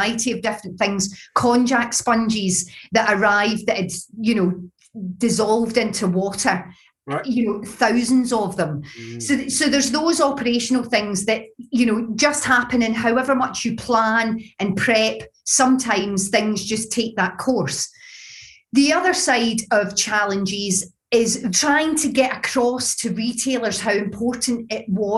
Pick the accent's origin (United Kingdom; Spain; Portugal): United Kingdom; Glasgow, Scotland; accent: Glaswegian; my Glaswegian accent